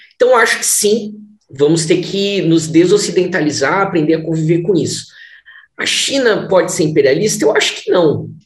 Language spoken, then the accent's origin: Portuguese; Brazil; como brasileiros